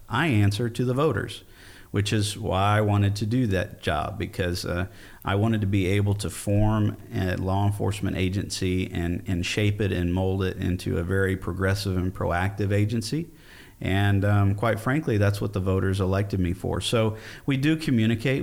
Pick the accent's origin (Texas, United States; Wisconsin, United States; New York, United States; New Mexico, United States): Texas, United States; Fort Bend County; born or raised there; also born or lived in Austin, Texas